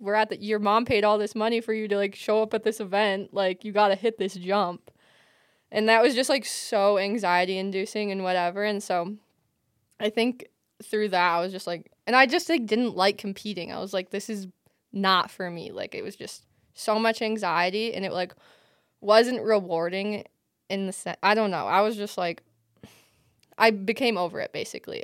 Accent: Michigan, United States; growing up in Michigan, it was, like, so accessible

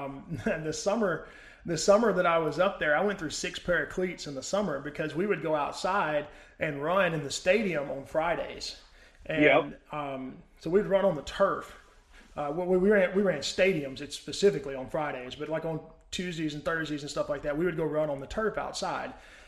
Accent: Mississippi, United States; I grew up in Mississippi, so I mean, I'm very used to it.

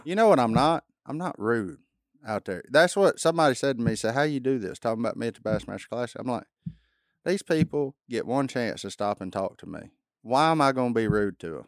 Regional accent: Louisiana, United States; my home state

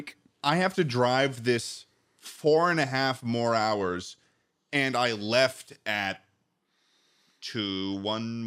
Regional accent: Massachusetts, United States; moved away as an adult; now in Ithaca, United States; It's a 5.5 hour drive to Ithaca from my hometown

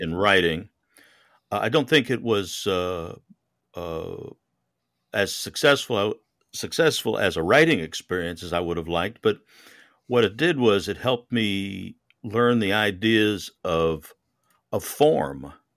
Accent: Connecticut, United States; also born or lived in New York; now in Houston, United States; I was raised in Connecticut and I spent a lot of my life, uh, overseas.

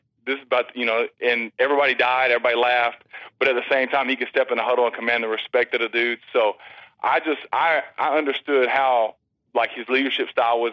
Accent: Texas, United States; as a kid growing up in Texas

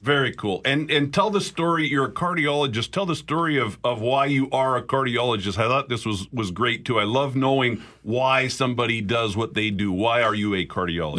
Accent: Picture Butte, Alberta, Canada; now in Manitoba, Canada; I grew up in Picture Butte.

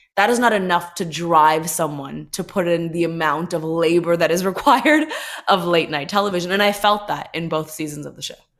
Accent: Toronto, Ontario, Canada; moved away as an adult; also born or lived in Los Angeles; growing up in Toronto, being an, an Indian girl

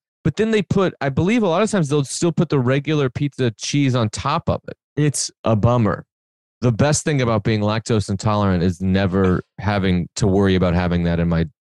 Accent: Benton, Illinois, United States; I moved to 12 different places before the 8th grade or 6th grade or something, and then mostly grew up after that in Southern Illinois in a small town called Benton, Illinois, from 6th to high school

